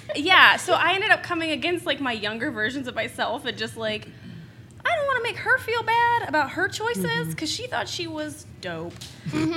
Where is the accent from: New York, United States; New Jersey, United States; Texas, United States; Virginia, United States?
Texas, United States; Houston; moved away; also born or lived in Denver / Bowling Green; I'm originally from Houston. I lived in Denver.